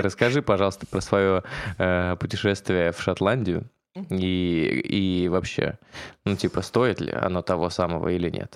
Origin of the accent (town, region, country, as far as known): Orenburg, Orenburg Oblast, Russia; now in Moscow, Russia